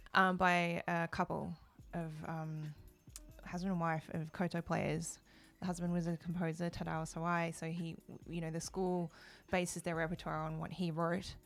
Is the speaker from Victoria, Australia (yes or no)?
yes; Melbourne, Victoria, Australia; moved away as an adult; now in Japan; I grew up, I was born in Australia, in Melbourne